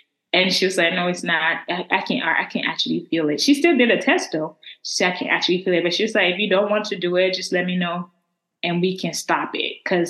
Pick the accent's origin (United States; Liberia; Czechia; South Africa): Liberia; accent: Liberian; that's my Liberian. That's my Liberian accent right there